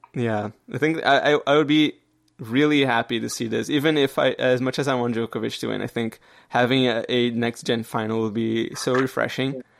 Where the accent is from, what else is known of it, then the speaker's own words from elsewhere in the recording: Canada; I'm Canadian